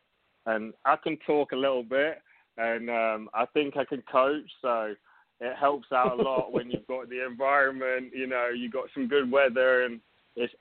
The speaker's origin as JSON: {"language": "English", "region": "England", "country": "United Kingdom", "moved": "as an adult", "lives_now": "Myrtle Beach, United States", "said": "I'm from England originally. I came over to America"}